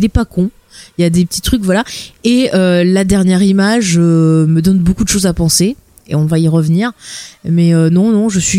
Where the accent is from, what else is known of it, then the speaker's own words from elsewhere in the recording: France; moi je suis française